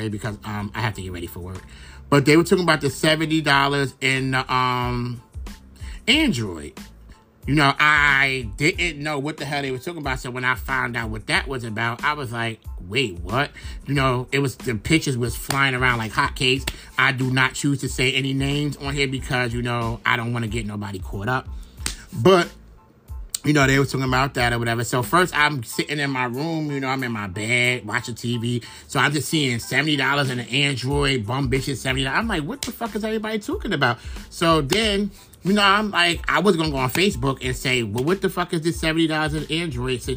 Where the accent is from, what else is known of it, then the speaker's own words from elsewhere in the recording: New York City, New York, United States; I'm from Brooklyn